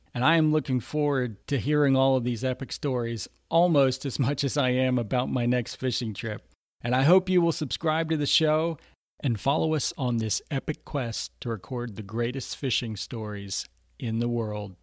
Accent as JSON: {"language": "English", "area": "Lake County", "region": "Florida", "country": "United States", "tie": "born or raised there", "also_born_or_lived": "Houston, Texas / Orlando, Florida", "said": "I grew up in Lake County, Florida, which is just about an hour north of Orlando."}